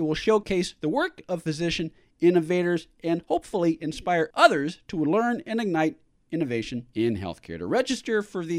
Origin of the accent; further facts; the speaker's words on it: San Francisco, California, United States; I'm old enough, Tommy, that at least I grew up in San Francisco.